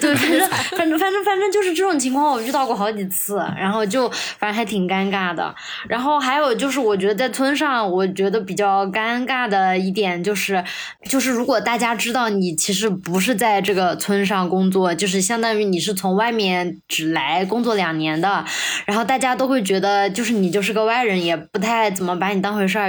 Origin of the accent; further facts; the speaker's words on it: a small county town in Sichuan, China; moved away; 我老家也是一个小地方，就是一个正儿八经的，就是四川的一个十八线小县城